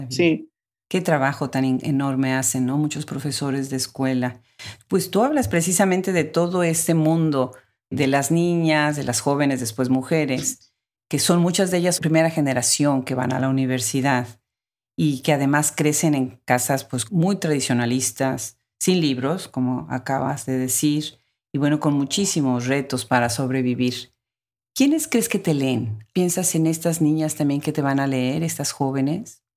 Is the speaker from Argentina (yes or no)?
no; Puebla, Mexico; Puebla, mi ciudad natal.